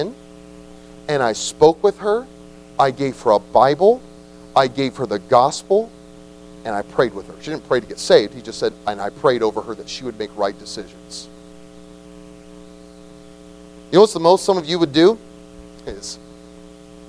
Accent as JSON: {"language": "English", "country": "United States", "said": "we are so American"}